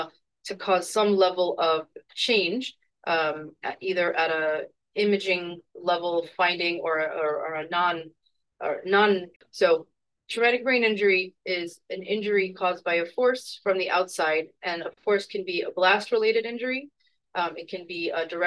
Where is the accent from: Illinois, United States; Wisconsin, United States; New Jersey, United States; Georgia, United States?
Illinois, United States; Chicago; moved away as an adult; now in Seattle, United States; I'm also a Chicagoan, born and raised, and recently moved to Seattle, Washington.